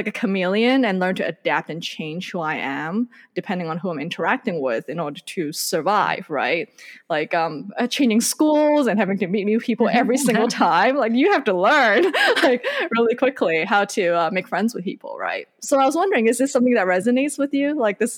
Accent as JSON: {"language": "English", "country": "Hong Kong", "tie": "born or raised there", "also_born_or_lived": "Indonesia / Malaysia", "first_language": "Cantonese", "second_language": "English", "said": "I grew up in Hong Kong, Indonesia, and Malaysia. And I grew up speaking Cantonese and a little bit of Mandarin. That's what my parents speak at home, and my brother as well. And I learned English when I was about 7 or 8."}